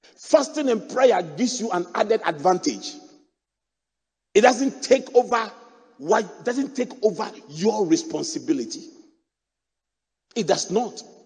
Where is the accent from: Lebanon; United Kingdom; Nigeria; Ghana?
Ghana; Accra, Greater Accra; I grew up in Adabraka, opposite the mosque